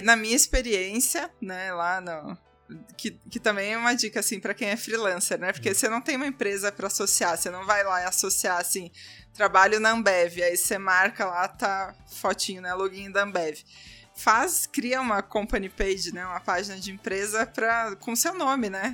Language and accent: Portuguese; Porto Alegre, Rio Grande do Sul, Brazil; now in São Paulo, Brazil; Eu sou de Porto Alegre